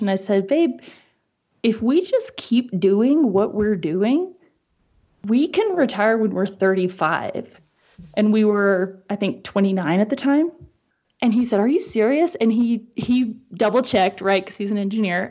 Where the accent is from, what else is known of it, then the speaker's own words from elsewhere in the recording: East Coast, United States; moved away as an adult; now in Wyoming, United States; growing up on the East Coast and then living on the West Coast as an adult